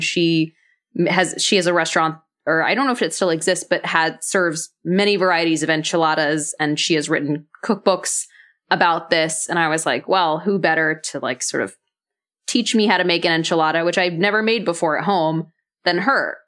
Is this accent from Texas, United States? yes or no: yes; Dallas, Texas, United States; I grew up in Dallas, Texas.